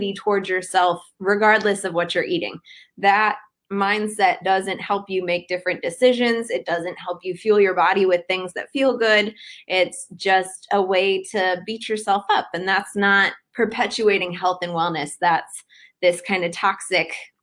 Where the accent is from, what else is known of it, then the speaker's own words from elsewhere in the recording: Cleveland, Ohio, United States; moved away as an adult; also born or lived in Miami, Florida; now in Decatur, United States; I was born and raised in Cleveland, Ohio, and went to school in Miami, Florida